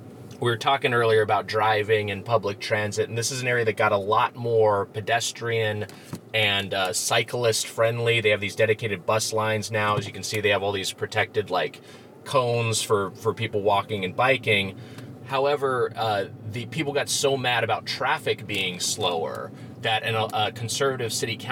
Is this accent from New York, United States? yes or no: no; Lakewood, California, United States; also born or lived in Long Beach, California; I'm from L.A. County. I'm from Lakewood, California, which is right next to Long Beach.